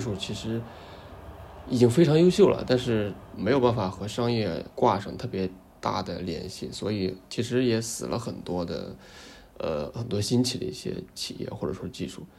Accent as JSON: {"language": "Chinese", "country": "China", "said": "对于我们国内的观众来说"}